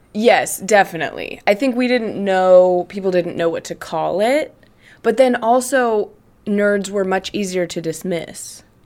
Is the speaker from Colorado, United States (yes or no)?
yes; Greeley, Colorado, United States; in my hometown of Greeley, Colorado